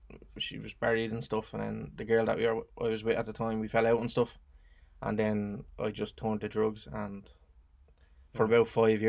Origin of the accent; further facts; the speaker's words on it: Dublin, Leinster, Ireland; also born or lived in Crumlin, Dublin; At the minute, I'm originated in Crumlin as well, but I'm originally from a block of flats called Marrowbone Lane.